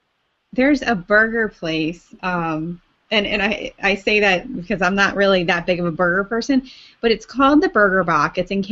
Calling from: Richmond, Virginia, United States; I'm in from Richmond, Virginia, and I'm drinking this.

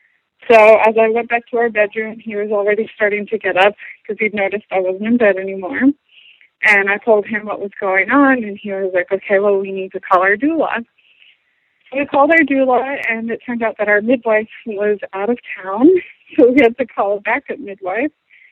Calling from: Atlanta, Georgia, United States; I'm from Atlanta, Georgia

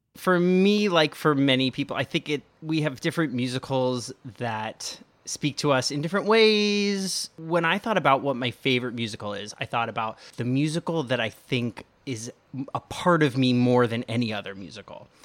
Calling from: Maplewood, New Jersey, United States; I'm calling from Maplewood, New Jersey

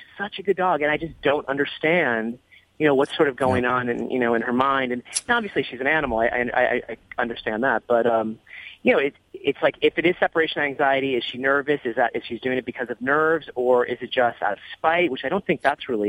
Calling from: Palm Springs, California, United States; Well, Los Angeles, but I'm actually in Palm Springs. I live in Los Angeles.

